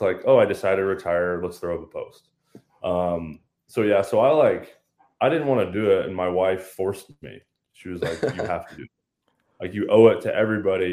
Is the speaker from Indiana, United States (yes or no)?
yes; Lafayette, Indiana, United States; born and raised in Lafayette, Indiana. I still live here with my wife and four kids.